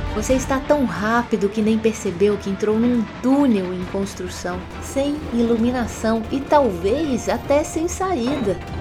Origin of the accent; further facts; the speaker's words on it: Minas Gerais, Brazil; accent: mineirês; como mineirinha que sou